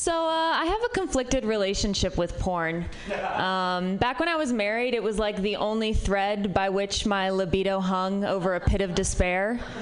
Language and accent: English; Midwest, United States; I'm from the Midwest, which might be part of it.